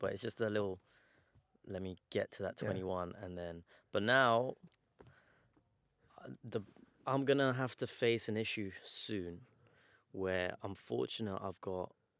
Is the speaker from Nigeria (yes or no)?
no; Iran; So we're obviously both Iranian. We're from the Persian community.